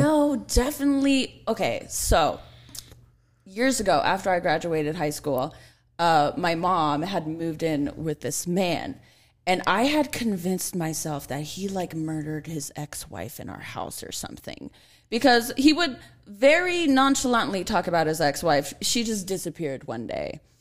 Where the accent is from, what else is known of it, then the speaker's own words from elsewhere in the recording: Los Angeles, California, United States; I grew up in North Hollywood